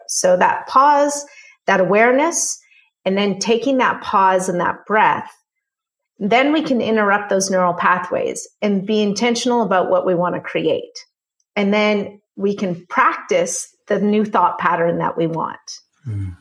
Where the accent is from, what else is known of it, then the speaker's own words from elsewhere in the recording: Canada; I'm Canadian